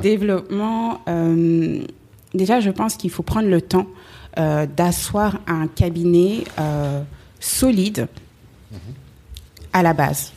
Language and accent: French; Paris, Île-de-France, France; je suis née à Paris, j'ai grandi à Paris